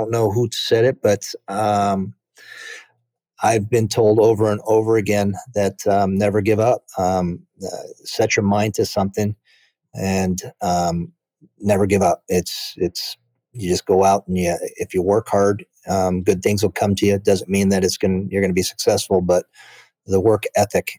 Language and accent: English; Chicago Heights, Illinois, United States; I was born in Chicago Heights and went to my first big league game at Wrigley Field